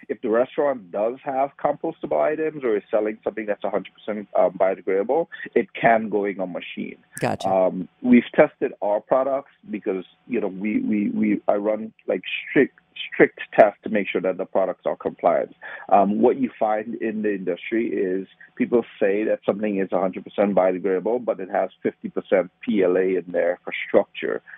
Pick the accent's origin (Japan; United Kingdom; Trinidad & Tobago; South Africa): Trinidad & Tobago; moved away as an adult; also born or lived in Baltimore, United States; now in United States; I grew up in Trinidad. I, I grew up around the sugarcane fields.